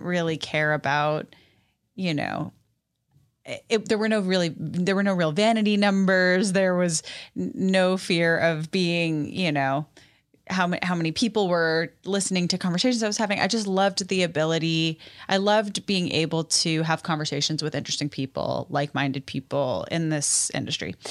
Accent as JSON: {"language": "English", "town": "New York City", "region": "New York", "country": "United States", "tie": "born or raised there", "moved": "as an adult", "lives_now": "Nashville, United States", "said": "I'm born and raised in New York City"}